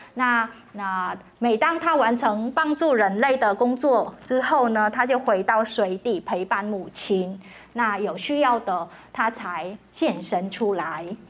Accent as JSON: {"language": "Chinese", "region": "Hanoi", "country": "Vietnam", "tie": "born or raised there", "also_born_or_lived": "Ho Chi Minh City", "moved": "yes", "lives_now": "Taiwan", "said": "河内才是越南的首都，也是我的家乡"}